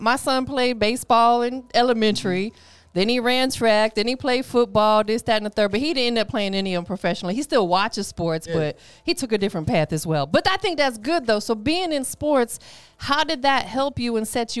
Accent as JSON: {"language": "English", "region": "the South", "country": "United States", "said": "Even though I'm from the South"}